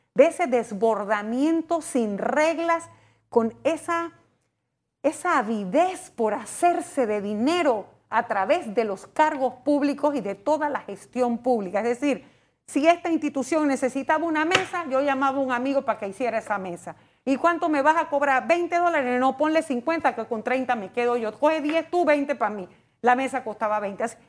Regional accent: Panama

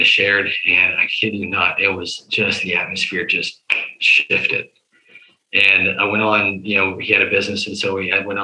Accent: the South, United States; We're from the South

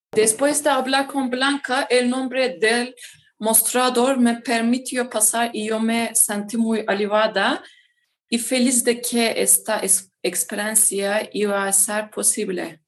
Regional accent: Hatay, Turkey; Spanish is a second language; also born or lived in Izmir, Turkey; soy turca y vivo en Turquía

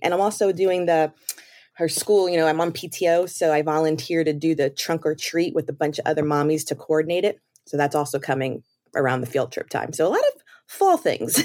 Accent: New York City, New York, United States; moved away as an adult; also born or lived in Maryland; now in Florida, United States; I'm originally from New York, the Bronx, in fact

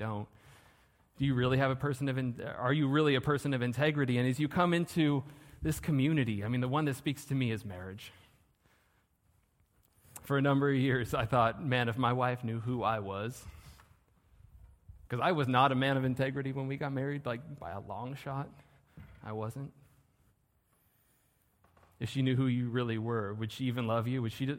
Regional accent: Southern California, United States; I'm from Southern California.

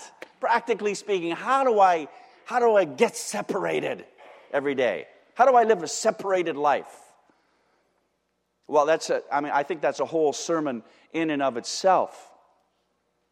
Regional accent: Windsor, Ontario, Canada; I'm from Windsor

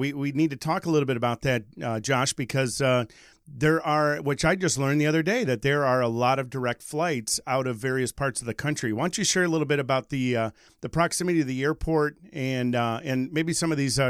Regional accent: Michigan, United States; I grew up in Michigan.

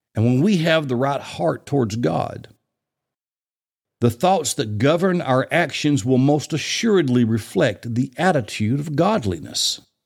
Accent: Bible Belt, the South, United States; I grew up in the Bible Belt

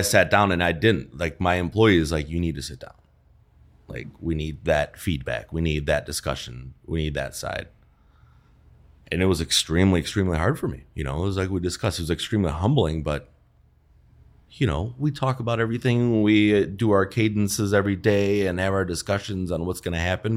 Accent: Wisconsin, United States; moved away as an adult; also born or lived in New York / Chicago; came back to Wisconsin, which, where I'm from

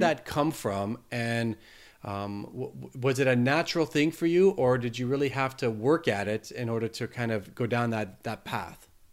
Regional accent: Canada; I'm Canadian

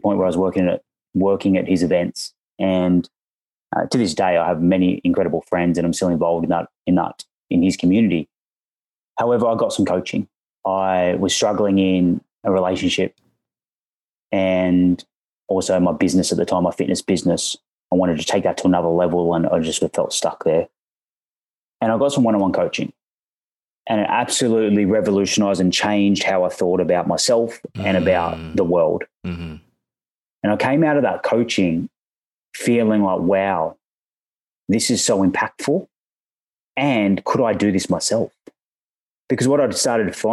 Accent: Australia; accent: Australian; I'm an Aussie, as you may hear from the accent.

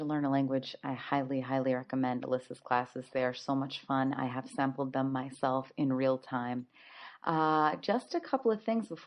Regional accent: United States; as an American traveling in Europe

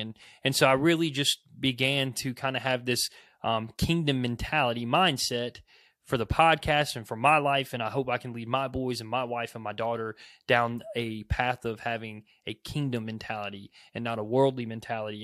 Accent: United States; as an American

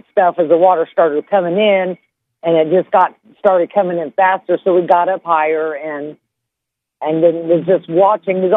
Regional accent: Louisiana, United States; I've caught tail ends, the outer bands of hurricanes before I come here from Louisiana.

